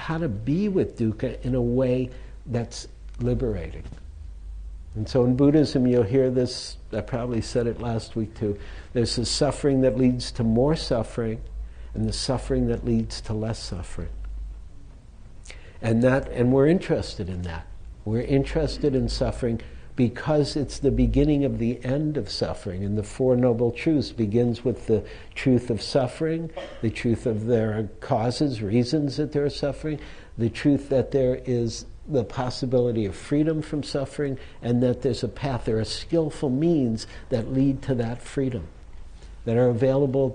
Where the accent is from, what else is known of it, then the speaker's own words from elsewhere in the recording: Detroit, Michigan, United States; if you were growing up in Detroit, nobody drove foreign cars at that time.